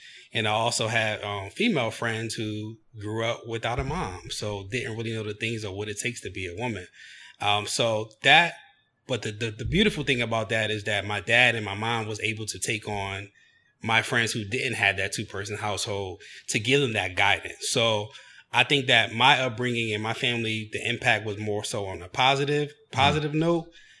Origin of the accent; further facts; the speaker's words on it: Chester, Pennsylvania, United States; So I was born and raised in Chester, Pennsylvania, which is located 10 minutes south of Philadelphia, which is an urban city.